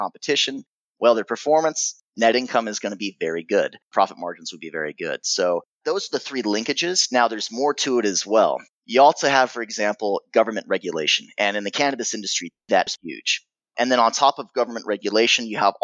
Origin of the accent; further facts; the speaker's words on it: United States; accent: American accent; also born or lived in Germany; I was born in Germany. My mother's German. My father's American.